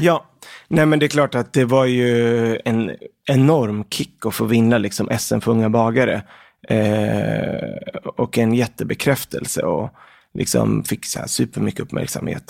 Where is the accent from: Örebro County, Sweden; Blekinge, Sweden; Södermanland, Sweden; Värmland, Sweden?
Örebro County, Sweden; Örebro; also born or lived in Lebanon; jag är född i Libanon, mm. så att jag kom till eh, Sverige när jag var sex år gammal. Mm. Och då flyttade vi till Örebro. Eh, så där har jag i princip vuxit upp fram tills jag var 18